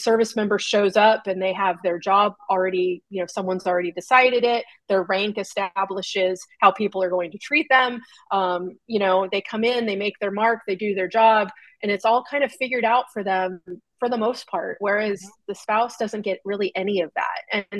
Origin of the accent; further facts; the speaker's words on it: California, United States; That's the benefit of growing up in Southern California.